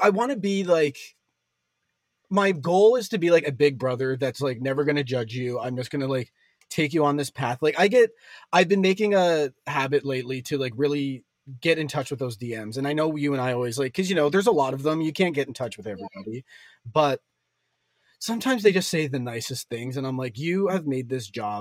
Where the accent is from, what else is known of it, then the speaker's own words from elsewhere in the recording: Hamilton, Ontario, Canada; moved away as an adult; I lived in Hamilton for like Hamilton, Ontario. I'm Canadian for the longest time. I think till I was 27